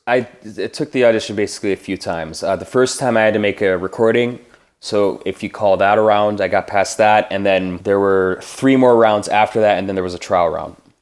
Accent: Minnesota, United States; I am from Minnesota. I was born in Minneapolis, and I grew up in a small town, uh, three hours west of Minneapolis

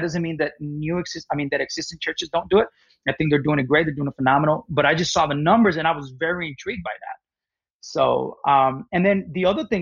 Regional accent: Mexico; moved away as an adult; now in United States; I was born and raised in Mexico till I was 18.

